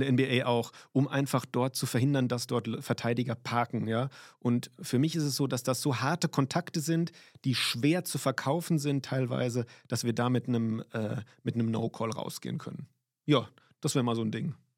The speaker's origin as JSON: {"language": "German", "town": "Limburg", "region": "Hesse", "country": "Germany", "tie": "born or raised there", "also_born_or_lived": "Rhineland-Palatinate", "moved": "as an adult", "said": "bin ich in Limburg."}